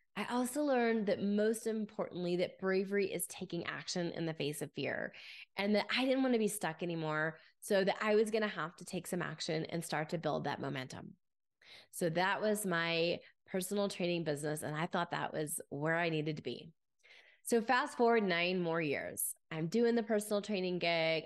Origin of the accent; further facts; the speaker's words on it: Grapevine, Texas, United States; As a young girl, I grew up in Grapevine, Texas